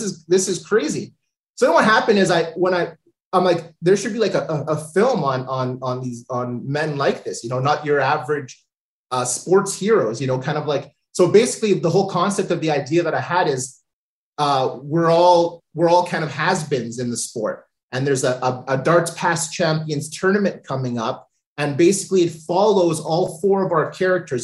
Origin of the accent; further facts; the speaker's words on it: Thunder Bay, Ontario, Canada; moved away as an adult; now in Toronto, Canada; born and raised in Thunder Bay